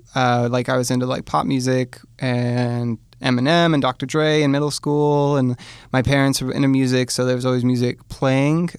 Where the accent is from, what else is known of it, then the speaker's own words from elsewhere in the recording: Hamilton, Ontario, Canada; I grew up in Hamilton